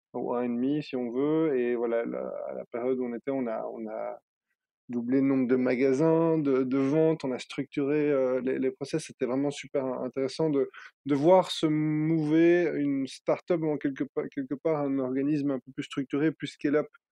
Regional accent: Brussels, Brussels-Capital Region, Belgium; J'ai grandi à Bruxelles

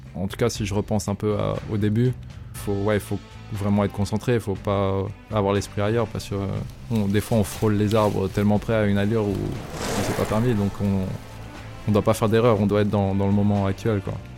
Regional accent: Maxilly, Auvergne-Rhône-Alpes, France; je suis originaire de Maxi, un petit village près d'Evian en France

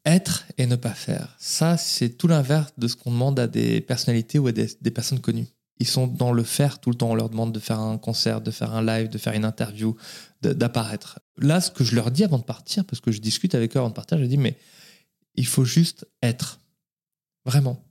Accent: Paris, Île-de-France, France; je suis né à Paris. Euh, j'ai fait mes études à Paris

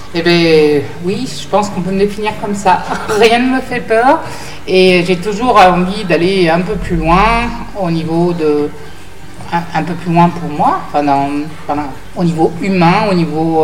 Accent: France; on est des Occidentaux, on est des Français.

